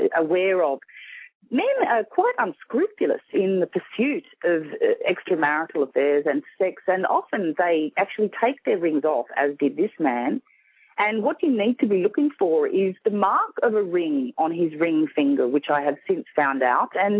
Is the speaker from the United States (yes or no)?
no; Sydney, New South Wales, Australia; accent: Australian; I'm from Sydney, Australia